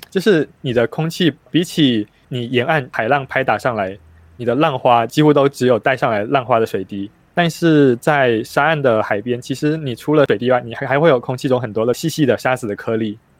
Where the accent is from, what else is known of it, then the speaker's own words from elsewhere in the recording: Taichung, Taiwan; moved away; also born or lived in Taipei / Tainan; 我是台中人